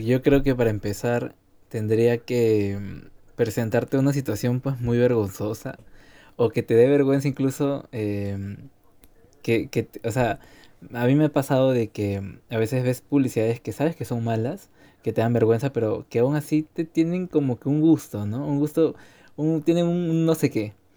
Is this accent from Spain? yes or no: no; Peru; como peruanos que somos